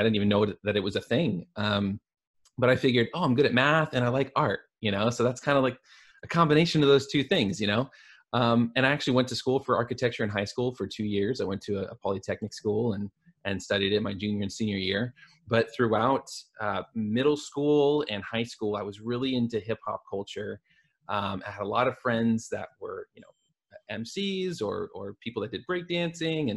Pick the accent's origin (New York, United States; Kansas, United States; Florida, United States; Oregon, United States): Oregon, United States; Portland; I'm from the Portland area. I grew up in Portland, Oregon. I'm one of the few people who's like actually a native.